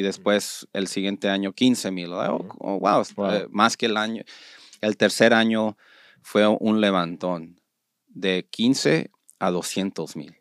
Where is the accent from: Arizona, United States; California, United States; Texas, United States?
California, United States; Los Angeles; also born or lived in Zacatecas; yo soy de Los Ángeles, para mí Tijuana está dos, ah, tres horas